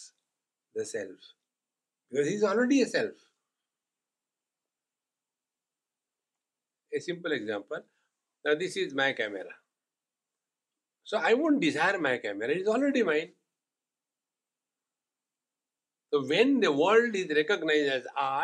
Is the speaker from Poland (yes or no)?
no; India; being Indian